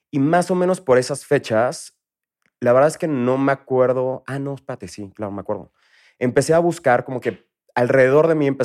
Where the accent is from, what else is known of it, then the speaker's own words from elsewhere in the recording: Villahermosa, Tabasco, Mexico; accent: chilango; also born or lived in Mexico City; Tengo acento chilango porque se me pega mucho el acento del lugar en el que viví.